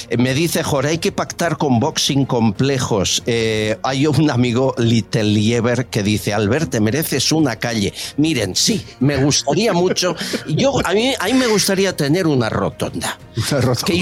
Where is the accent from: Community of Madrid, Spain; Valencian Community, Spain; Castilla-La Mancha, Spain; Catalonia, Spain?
Community of Madrid, Spain; Madrid; Yo nací aquí, en Madrid. En Madrid.